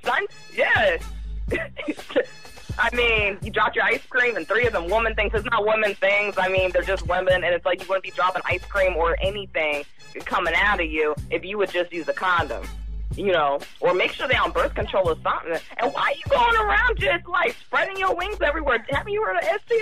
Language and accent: English; New York, United States; I'm from New York too